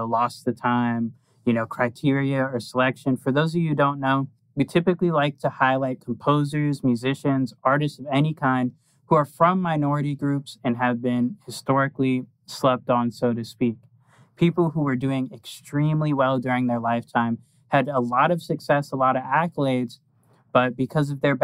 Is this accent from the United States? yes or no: yes; Florida, United States; now in Pennsylvania, United States; we're in Pennsylvania, but we're from Florida